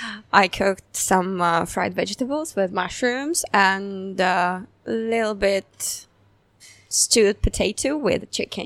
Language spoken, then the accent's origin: English; Samara, Samara Oblast, Russia; accent: Russian; English is a second language; now in Phuket, Thailand; So, I'm come from Russia, from Samara City.